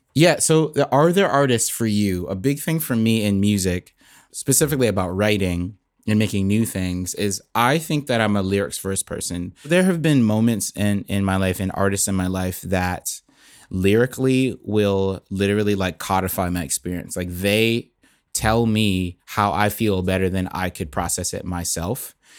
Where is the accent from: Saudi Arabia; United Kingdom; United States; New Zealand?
United States; Bradenton, Florida; moved away as an adult; now in Nashville, United States; I was born in, uh, Bradenton, Florida